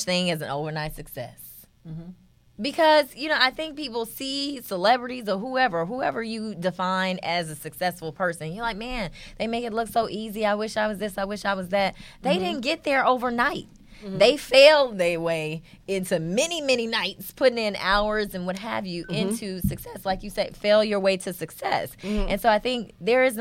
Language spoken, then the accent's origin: English; Chicago, Illinois, United States; I say pop. I'm from Chicago.